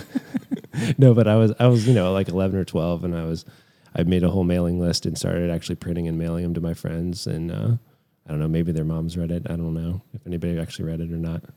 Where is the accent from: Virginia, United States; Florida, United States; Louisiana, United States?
Virginia, United States; Lynchburg; I just decided to stay in my hometown at the time, which was Lynchburg